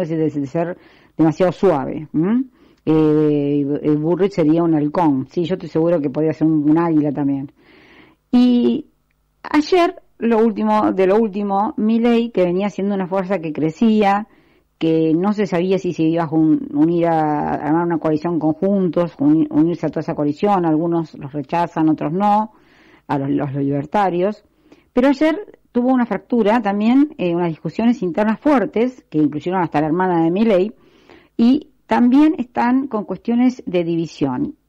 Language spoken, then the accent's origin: Spanish; Argentina; lo siento como argentina y lo siento porque ya estoy en una edad donde ya no me puedo ir del país